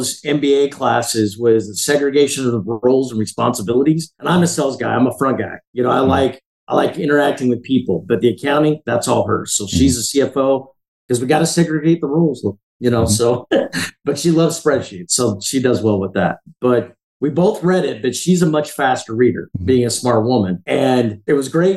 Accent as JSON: {"language": "English", "town": "Heber City", "region": "Utah", "country": "United States", "tie": "born or raised there", "said": "The little town I grew up in Heber City"}